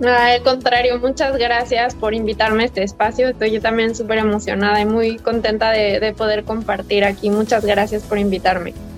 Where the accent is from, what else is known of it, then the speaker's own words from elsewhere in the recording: Mexico; moved away as an adult; also born or lived in United States; me fui de México hace casi tres años